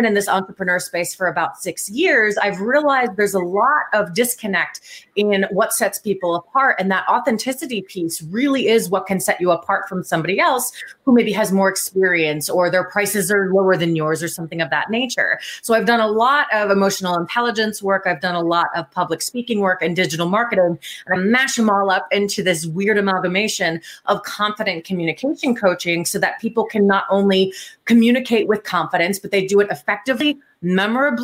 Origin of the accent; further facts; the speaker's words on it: New Jersey, United States; moved away as an adult; now in Columbus, United States; I grew up in New Jersey and I moved out to Columbus, Ohio about 5 years ago